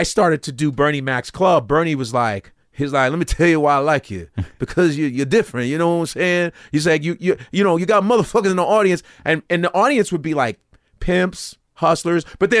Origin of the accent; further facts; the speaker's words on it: Nigeria; now in United States; and me being Nigerian, even though I'm an African, still, I'm still an American.